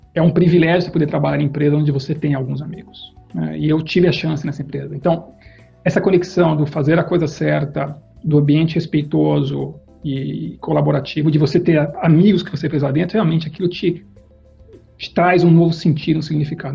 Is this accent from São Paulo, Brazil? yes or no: yes; Campinas, São Paulo, Brazil; Eu fui criado numa família que tinha um negócio, um negócio comercial em Campinas, eu sou de Campinas